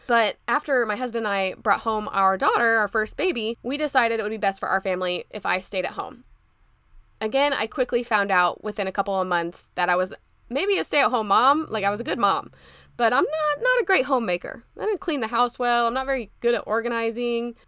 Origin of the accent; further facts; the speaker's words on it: Indianapolis, Indiana, United States; pharmacy school back in my hometown at Butler University